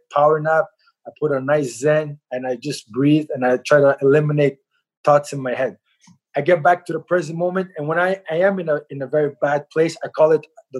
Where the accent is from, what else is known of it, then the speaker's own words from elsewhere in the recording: Montreal, Quebec, Canada; also born or lived in Halifax, Nova Scotia; I was born in Canada, raised in Montreal